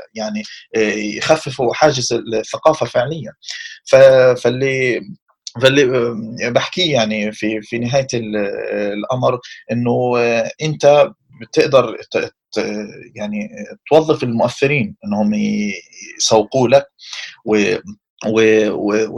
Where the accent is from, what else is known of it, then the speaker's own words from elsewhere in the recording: Palestine; احنا عندنا في فلسطين